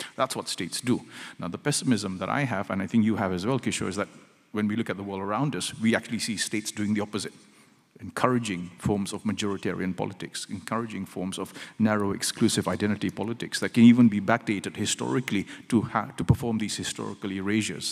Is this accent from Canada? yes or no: no; Malaysia; as a Malaysian married to a Singaporean